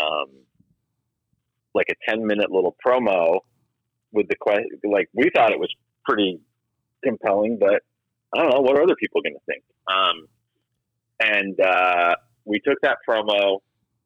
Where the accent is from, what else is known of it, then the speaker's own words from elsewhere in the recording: Oregon, United States; now in California, United States; I grew up in Oregon, in like a pretty rural area